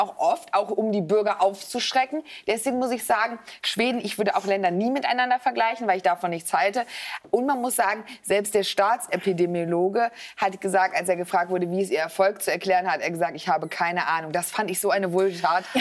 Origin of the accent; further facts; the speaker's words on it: Germany; ich bin nicht Österreicherin, sondern Deutsch